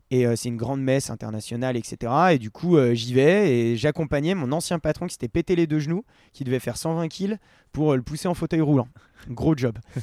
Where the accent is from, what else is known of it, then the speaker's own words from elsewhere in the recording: Val d'Arly, Auvergne-Rhône-Alpes, France; Je viens du Val d'Arly